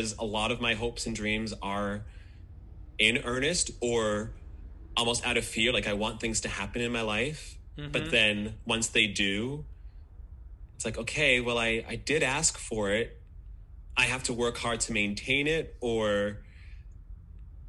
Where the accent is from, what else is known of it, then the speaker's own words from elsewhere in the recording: Boston, Massachusetts, United States; moved away; also born or lived in Bermuda / Michigan / Montreal; I grew up in Boston.